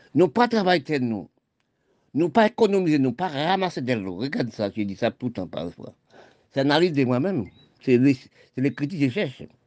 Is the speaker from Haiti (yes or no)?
yes; Haiti; mon pays d'Haïti